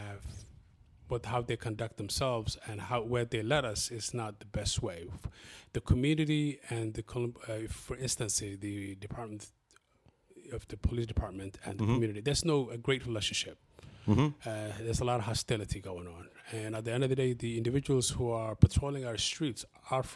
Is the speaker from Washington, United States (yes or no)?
no; Columbus, Ohio, United States; English is a second language; also born or lived in Somalia / Kenya; the community that I grew up into in Linden